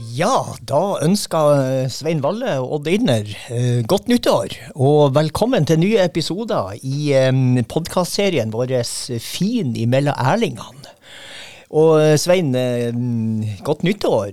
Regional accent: Steigen, Nordland, Norway; fra Steigen, der jeg vokste opp

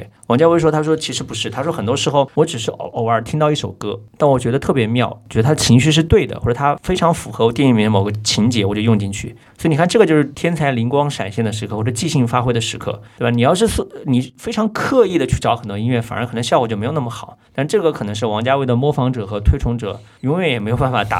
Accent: Hubei, China; now in Shanghai, China; 你作为南京人，我作为湖北人，我们也可以在上海成长为播客界的奇葩

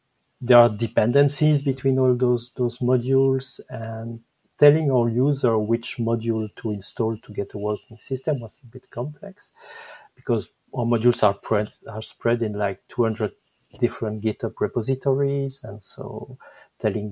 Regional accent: Belgium; accent: French; English is a second language; I'm Belgian. Maybe my French accent is showing

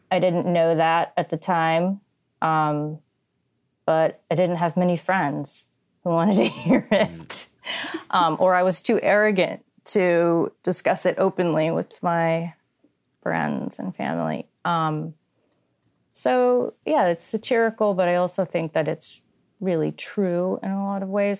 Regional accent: New England, United States; I'm from New England.

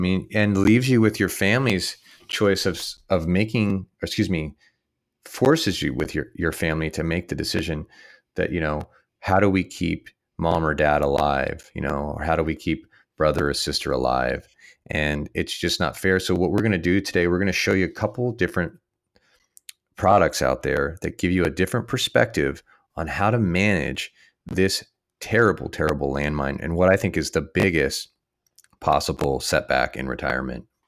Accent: San Luis Obispo, California, United States; here in my hometown

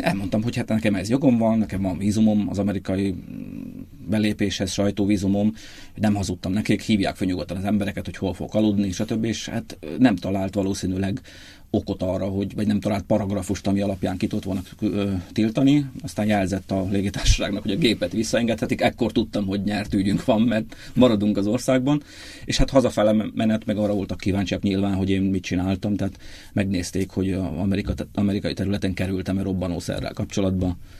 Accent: Odorheiu Secuiesc, Harghita County, Romania; moved away as an adult; also born or lived in Praid, Romania; now in Budapest, Hungary; én egy Ceausescu országában nőttem föl, ahol komoly kihívást jelentett az, hogy Parajdról a 36 kilométerre lévő Székelyudvarhelyre

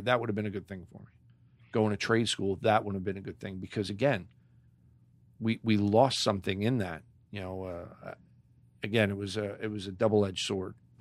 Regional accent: Clark, New Jersey, United States; I grew up in Clark, so I was a white boy coming into Elizabeth

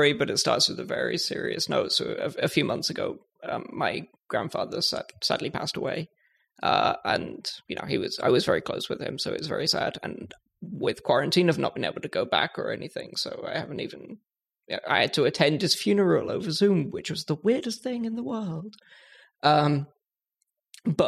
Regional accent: United Kingdom; I'm British

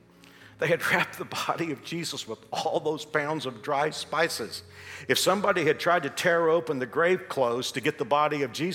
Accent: Texas, United States; moved away as an adult; And even though I've been here for so many years, Paul knew I came from Texas, and he's always wanted to introduce Kansas to me

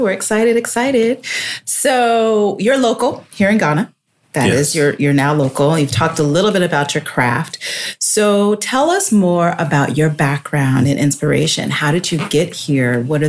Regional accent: Colorado, United States; I grew up in Colorado

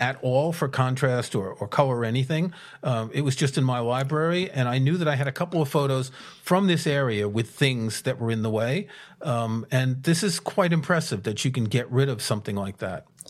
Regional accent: United States; now in United Kingdom; being an American in the U K

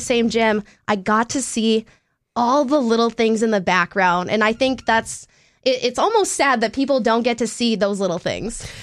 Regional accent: Canada; moved away as an adult; now in North Dakota, United States; I'm Canadian and it's a hockey community.

